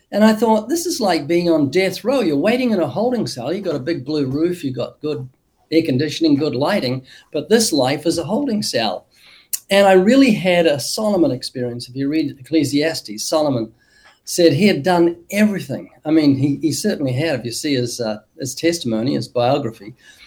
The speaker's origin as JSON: {"language": "English", "country": "New Zealand", "tie": "born or raised there", "moved": "as an adult", "lives_now": "United States", "said": "I was born twice in New Zealand, been living in the U.S. for 32 years, I think, but originally from New Zealand"}